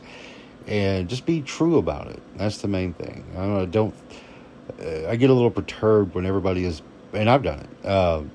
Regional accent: Arkansas, United States; a kid growing up in Arkansas

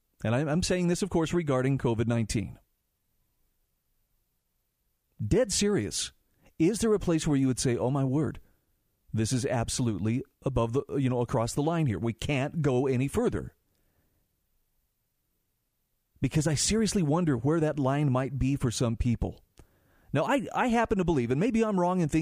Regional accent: Utah, United States; my home state of Utah

